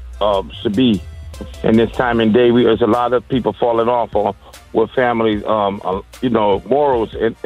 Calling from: Miami, Florida, United States; I'm calling from Miami, Florida.

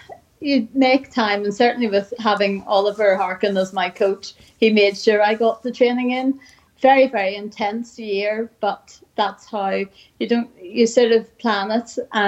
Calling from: Bangor, Northern Ireland, United Kingdom; Bangor, Northern Ireland, and it's cold, wet and windy here too.

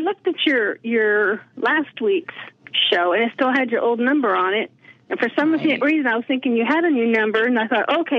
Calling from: Indiana, United States; I'm calling from Indiana.

